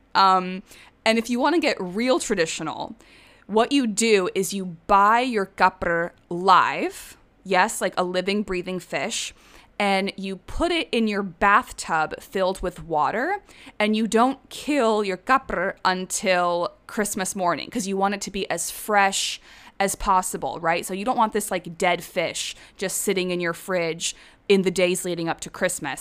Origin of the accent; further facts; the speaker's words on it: Prague, Czechia; moved away as an adult; also born or lived in London, United Kingdom; now in United States; I consider Prague my hometown.